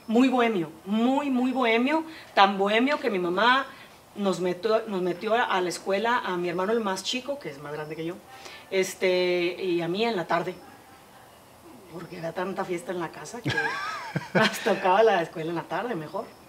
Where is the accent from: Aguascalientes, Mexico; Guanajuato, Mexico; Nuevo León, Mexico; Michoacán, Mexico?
Nuevo León, Mexico; Monterrey; nací aquí en Monterrey.